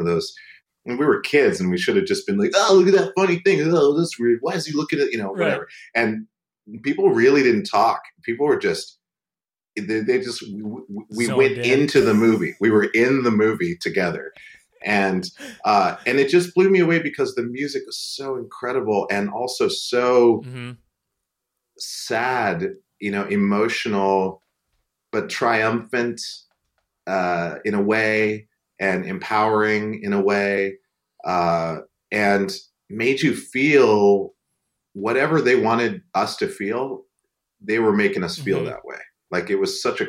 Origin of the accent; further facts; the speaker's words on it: Great Falls, Montana, United States; I grew up in Great Falls